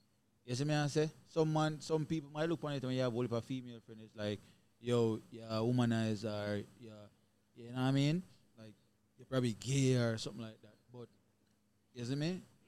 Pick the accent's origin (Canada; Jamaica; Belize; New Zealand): Jamaica; now in United States; I'm Jamaican